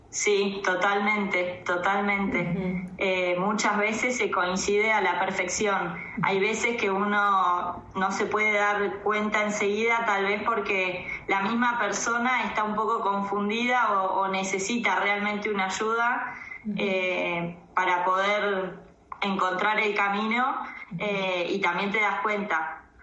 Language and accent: Spanish; Tandil, Buenos Aires Province, Argentina; moved away as an adult; also born or lived in La Plata; now in Esquel, Argentina; nací en La Plata y toda mi crianza fue en Tandil